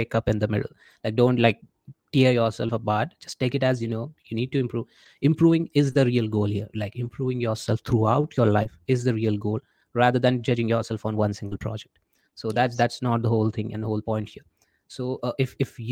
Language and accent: English; India; being an Indian